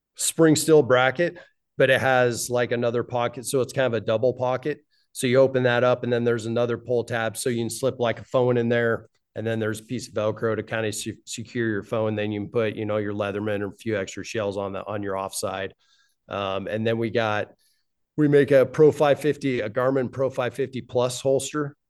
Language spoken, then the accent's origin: English; Wyoming, United States; Both my wife and I were born and raised in Wyoming.